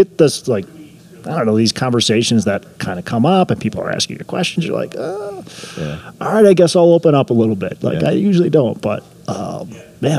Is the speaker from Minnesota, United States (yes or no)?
yes; Minneapolis, Minnesota, United States; I'm from the Twin Cities, Minnesota